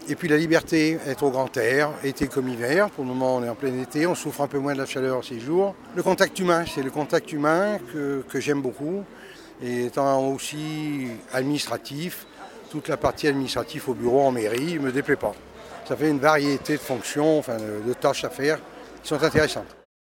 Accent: Lyon, Auvergne-Rhône-Alpes, France; moved away as an adult; also born or lived in Dauphiné / Ruy-Montceau; now in La Tour-du-Pin, France; je suis originaire de Lyon, 4e, la Croix-Rousse

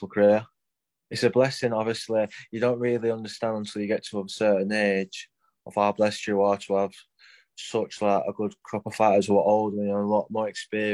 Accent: Rotherham, Yorkshire and the Humber, United Kingdom; now in Sheffield, United Kingdom; I'm from Rotherham, but obviously I'm based in Sheffield

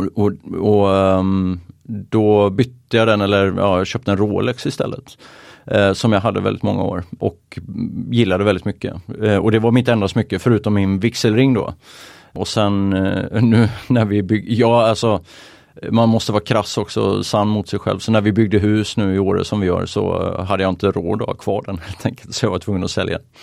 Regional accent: Oskarshamn, Kalmar County, Sweden; now in Åre, Sweden; jag är från Småland, Oskarshamn

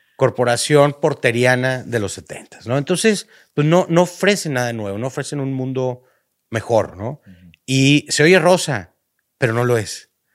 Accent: northern Mexico, Mexico; como cualquier norteño, ya sea de Tamaulipas o de Baja California Norte, como todo buen norteño, empezamos a hacer negocitos desde chiquitos

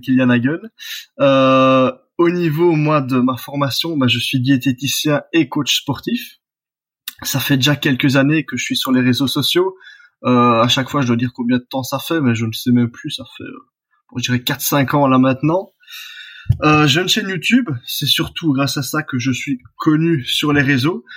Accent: Belgium; je suis belge

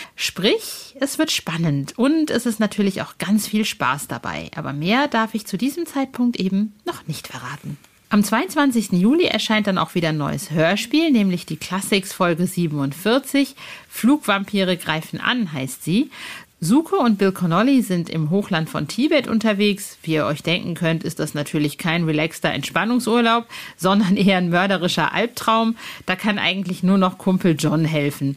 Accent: Hövelhof, North Rhine-Westphalia, Germany; moved away; Ich bin ja im Kreis Paderborn aufgewachsen

